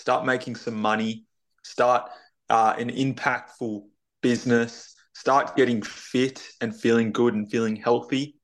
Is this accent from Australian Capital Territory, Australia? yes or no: no; Tasmania, Australia; I'm not in Queensland. I'm moving there in November, but I'm actually from Tasmania